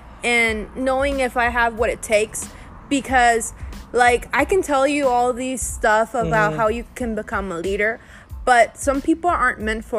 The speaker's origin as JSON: {"language": "English", "town": "Victoria", "region": "Tamaulipas", "country": "Mexico", "tie": "born or raised there", "said": "One of the things that our family currently is living here in Victoria, and we're from Victoria, actually. You were born here, and I was born here, too."}